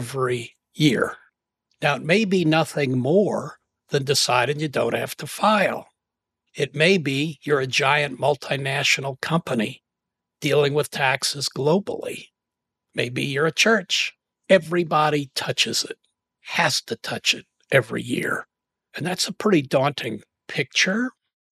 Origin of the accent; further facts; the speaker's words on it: St. Louis, Missouri, United States; moved away as an adult; also born or lived in Washington, D.C.; I grew up in St. Louis